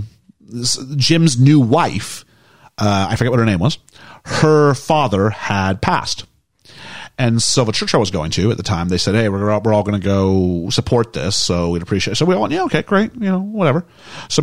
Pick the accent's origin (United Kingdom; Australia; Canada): Canada; I was from Canada.